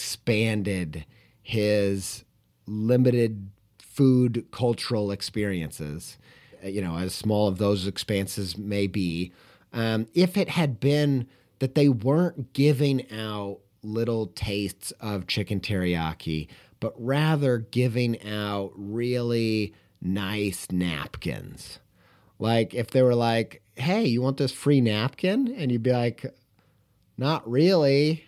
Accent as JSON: {"language": "English", "region": "Indiana", "country": "United States", "tie": "born or raised there", "said": "Longtime listeners will know I grew up in Indiana. I lived all over the place, really, but probably in my childhood spent the most time living in Indiana and the southern half of Indiana."}